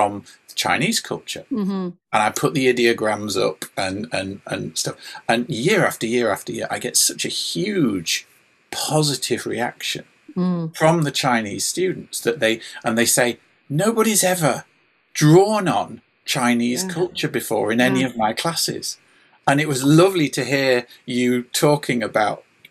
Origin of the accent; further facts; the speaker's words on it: England, United Kingdom; I'm an English lad